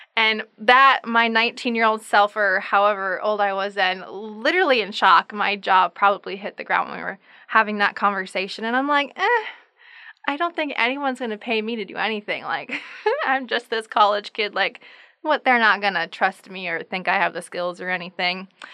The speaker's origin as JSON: {"language": "English", "town": "Sisseton", "region": "South Dakota", "country": "United States", "moved": "as an adult", "lives_now": "Brookings, United States", "said": "I am originally from Sisseton, South Dakota"}